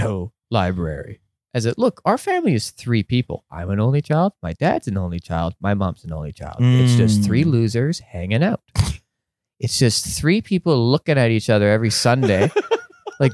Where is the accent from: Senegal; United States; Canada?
Canada; just Canadian and a bit English, a bit French, a bit Italian